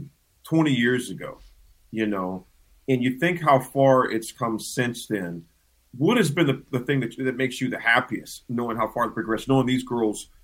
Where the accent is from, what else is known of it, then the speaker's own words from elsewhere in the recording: Pittsburgh, Pennsylvania, United States; moved away; I was born and raised in Pittsburgh